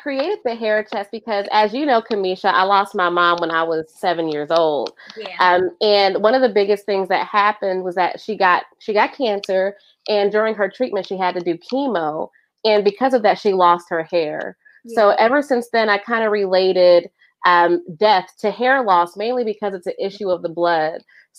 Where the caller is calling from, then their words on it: Columbus, Ohio, United States; I am tuning in from Columbus, Ohio